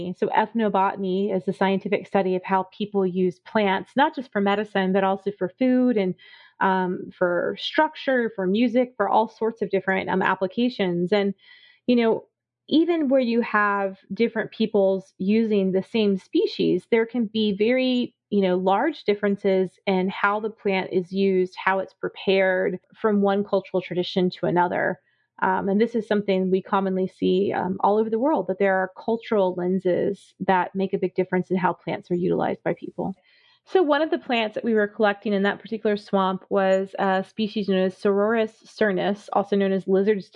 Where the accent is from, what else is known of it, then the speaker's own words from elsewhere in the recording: South Florida, United States; I grew up in South Florida